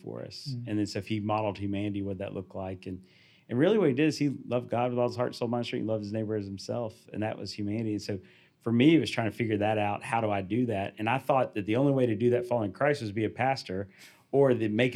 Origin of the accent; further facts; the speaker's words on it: the South, United States; I was born in the South.